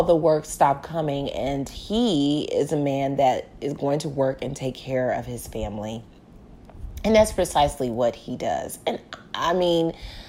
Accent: Houston, Texas, United States; I was born and raised in Houston, Texas

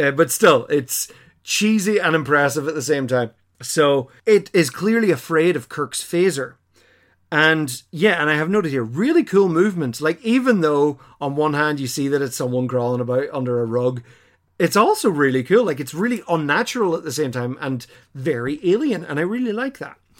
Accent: Ireland; we as Irish people recognize the shape of Ireland instantly.

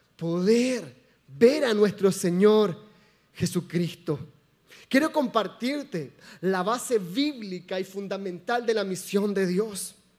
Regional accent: Chile; moved away; Somos chilenos

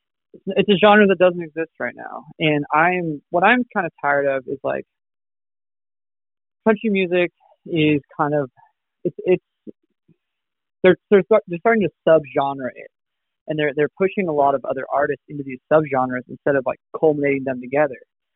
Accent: Rocky Mountains, United States; I'm from the Rocky Mountains

